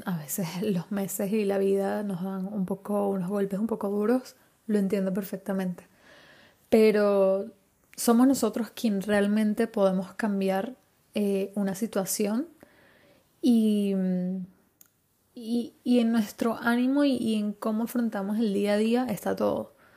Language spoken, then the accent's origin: Spanish; Venezuela; also born or lived in Spain; now in Madrid, Spain; Yo nací en Venezuela